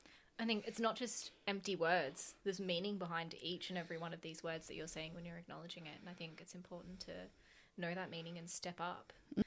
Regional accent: Gippsland, Victoria, Australia; I'm 24. Where I'm from Gippsland.

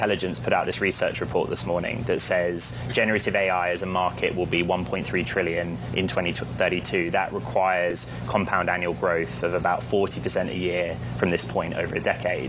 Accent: United Kingdom; moved away; In the United Kingdom, my home country

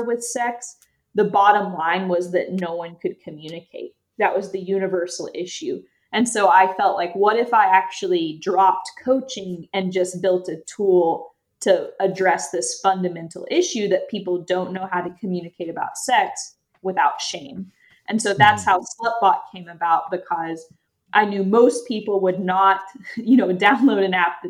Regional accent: East Tennessee, United States; I grew up in East Tennessee and I had a pretty conservative upbringing

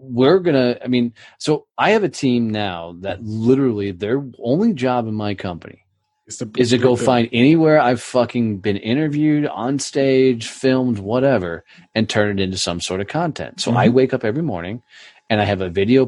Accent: Fort Worth, Texas, United States; my hometown, Fort Worth, Texas

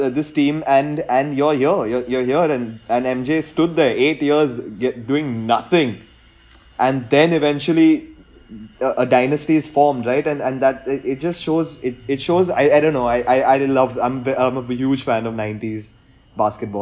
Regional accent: India; growing up as an Indian cricket fan

